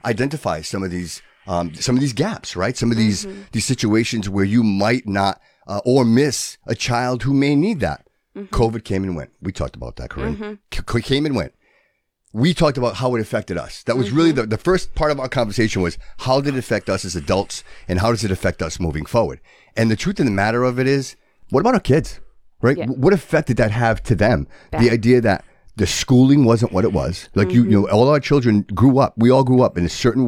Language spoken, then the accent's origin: English; Fall River, Massachusetts, United States; moved away; I'm from Fall River, born and raised.